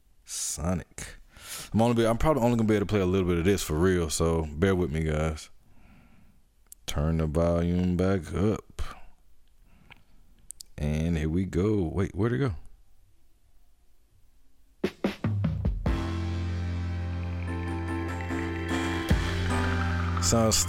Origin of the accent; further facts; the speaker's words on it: Atlanta, Georgia, United States; my hometown, Atlanta